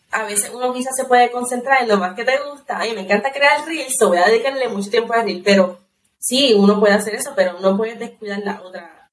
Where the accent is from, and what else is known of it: Puerto Rico